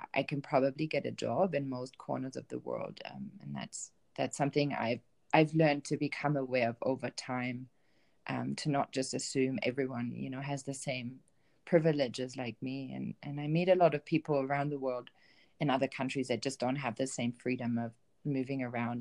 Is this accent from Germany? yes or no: yes; Bielefeld, North Rhine-Westphalia, Germany; moved away as an adult; I grew up in Germany. I grew up in a um, town called Bielefeld um, in Germany in the northwest, um, and I spent my first 25 years in that in that town